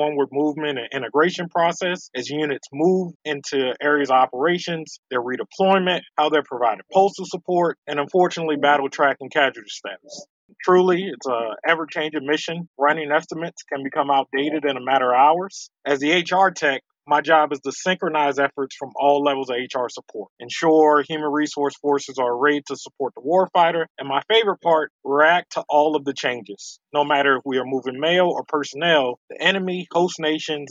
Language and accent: English; Baltimore, Maryland, United States; moved away as an adult; I'm from Baltimore, Maryland, home of amazing seafood and, of course, the Baltimore Ravens. Grew up in Baltimore my entire life